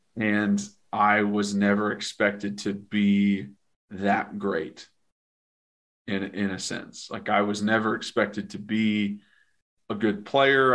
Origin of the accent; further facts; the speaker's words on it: Knoxville, Tennessee, United States; I was from Knoxville and a local kid